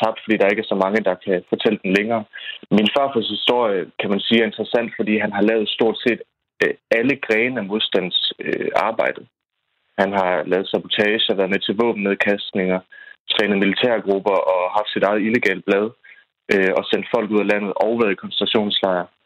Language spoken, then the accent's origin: Danish; Hirtshals, North Denmark Region, Denmark; vi er fra Hirtal, så der er bunkers over det hele.